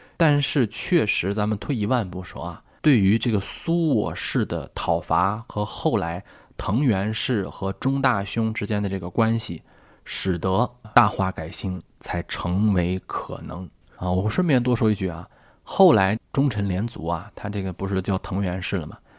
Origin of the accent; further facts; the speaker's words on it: China; 我们呀，作为一个中国人